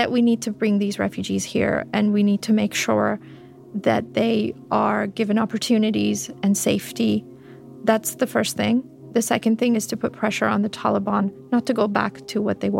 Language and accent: English; Fremont, California, United States; moved away as an adult; also born or lived in Afghanistan; now in Istanbul, Turkey; When I was growing up in Fremont, California